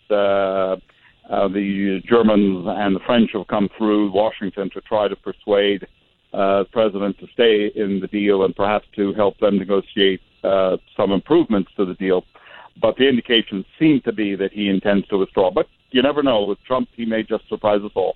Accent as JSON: {"language": "English", "country": "Iraq", "said": "I'm from Iraq"}